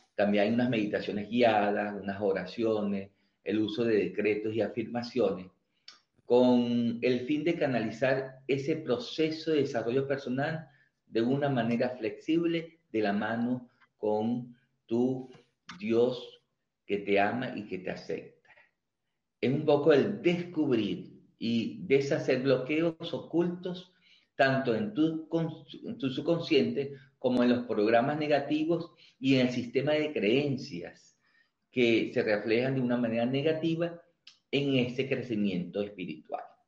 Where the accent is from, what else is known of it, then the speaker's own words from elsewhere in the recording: Venezuela; moved away as an adult; now in Mendoza, Argentina; nosotros los venezolanos